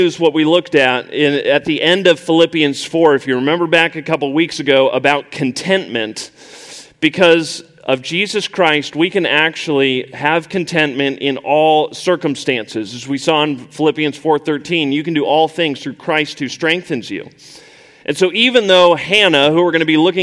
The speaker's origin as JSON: {"language": "English", "region": "Colorado", "country": "United States", "tie": "born or raised there", "also_born_or_lived": "Indiana", "moved": "as an adult", "said": "I grew up in Colorado, and I went away to college, went to Purdue University, which is ultimately what brought me to Faith Church"}